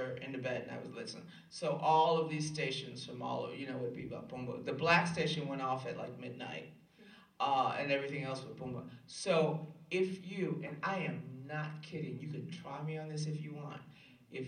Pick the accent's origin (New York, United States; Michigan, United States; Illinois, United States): Illinois, United States; Chicago; I grew up on the West Side of Chicago, and there were no white people anywhere